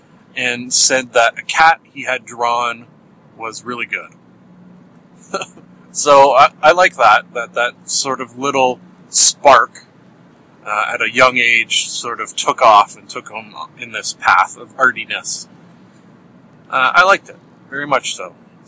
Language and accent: English; Canada; Because I'm Canadian. We talk about weather.